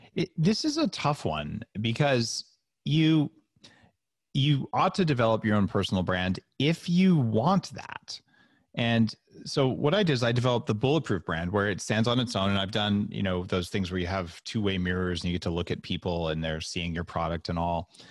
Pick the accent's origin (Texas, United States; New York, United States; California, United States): California, United States; Silicon Valley; I grew up in Silicon Valley